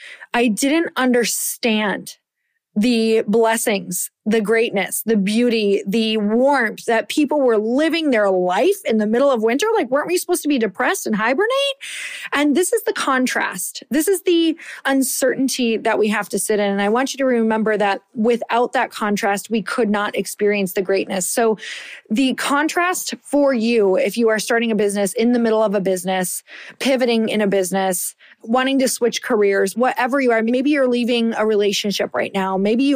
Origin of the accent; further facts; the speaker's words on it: Michigan, United States; I am from Upper Michigan. I am like a badass because I survived those winters.